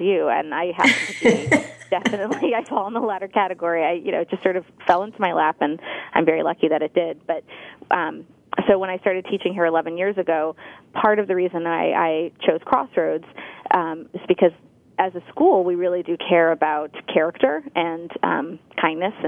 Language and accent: English; Santa Monica, California, United States; I grew up in Santa Monica